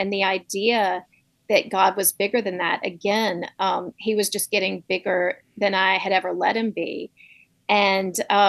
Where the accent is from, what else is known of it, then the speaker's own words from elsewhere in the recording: Southeast, United States; growing up in the Southeast in a red state surrounded by red states